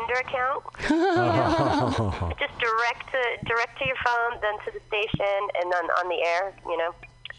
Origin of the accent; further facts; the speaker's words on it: Los Gatos, California, United States; Oh, hey, and I'm from Las Gatos, too, by the way.